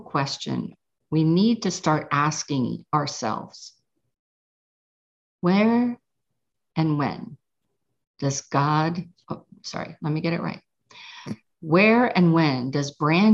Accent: Pittsburgh, Pennsylvania, United States; I'm from Pittsburgh

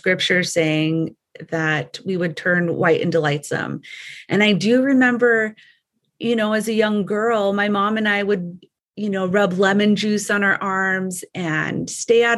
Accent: United States; also born or lived in Arizona / New Mexico; I am Navajo. I grew up on the Navajo reservation.

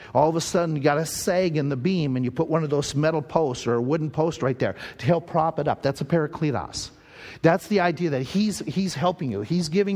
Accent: Owatonna, Minnesota, United States; we were growing up in Owatonna, Minnesota, there was a Bible college right there in town

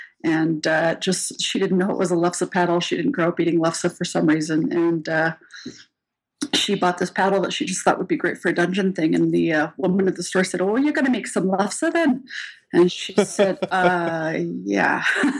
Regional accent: Germany; born there; My dad was in the Air Force, so we sort of lived all over the place, and I was born in Germany.

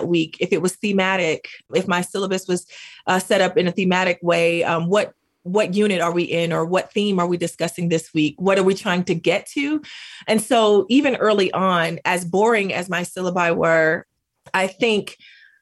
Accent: United States; accent: Black English; first language Black English; also born or lived in Greensboro, North Carolina; Black English is my home language.

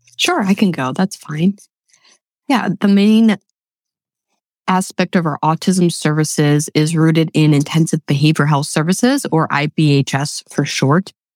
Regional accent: Webster, New York, United States; moved away as an adult; now in Lancaster, United States; Born and raised in Western New York

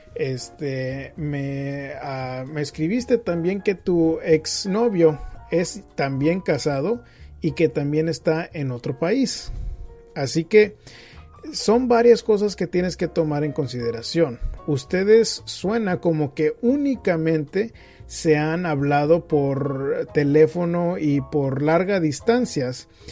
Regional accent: northern Mexico, Mexico; yo también soy norteño del área de México

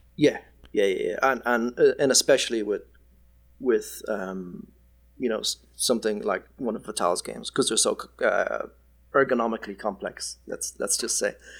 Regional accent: Ireland; moved away as an adult; now in Perth, Australia; I am Irish

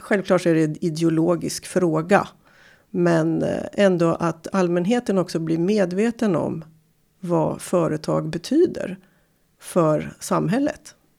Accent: Timrå, Västernorrland County, Sweden; Jag kommer från Timrå

